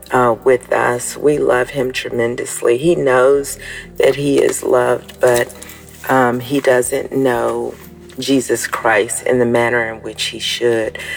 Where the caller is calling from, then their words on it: Florida, United States; Good morning, Dabsy family. … from Florida